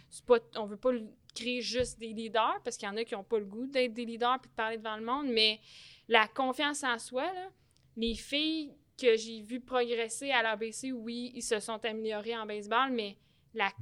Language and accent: French; Repentigny, Quebec, Canada; je suis née à Repentigny. J'ai tout fait mon baseball mineur à Repentigny